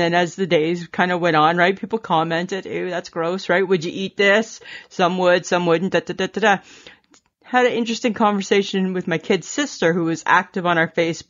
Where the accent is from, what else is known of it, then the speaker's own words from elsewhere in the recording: Ontario, Canada; And then it got me thinking back to being a little girl growing up in Ontario.